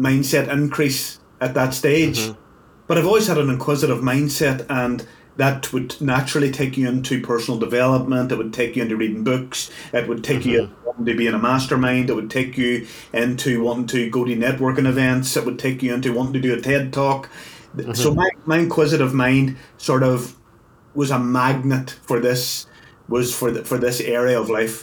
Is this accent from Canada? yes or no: no; Northern Ireland, United Kingdom; I'm from Northern Ireland